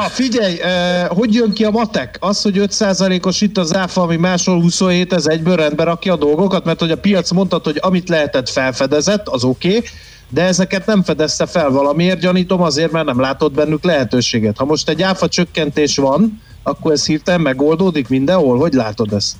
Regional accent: Dunaújváros, Fejér, Hungary; én egy rozsdaövezetben nőttem fel, mert ugye a Dunai Vasmű Dunói városban

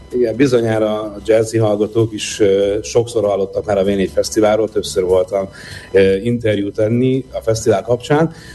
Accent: Vác, Pest, Hungary; én Vácon nőttem föl

